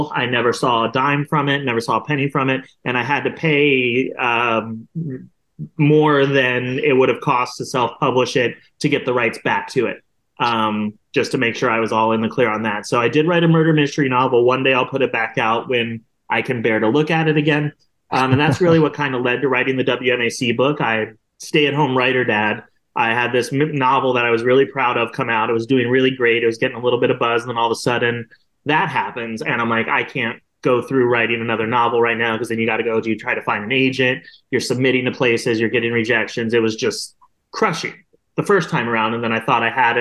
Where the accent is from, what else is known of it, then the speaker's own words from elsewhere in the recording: Columbus, Ohio, United States; I'm from Columbus